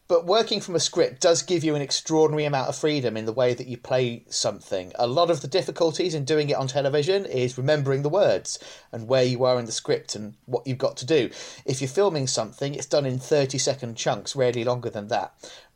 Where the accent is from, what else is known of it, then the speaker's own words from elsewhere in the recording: England, United Kingdom; it's not a fashionable thing to say, and because we're all English, we don't talk about these things, but I'm an actor.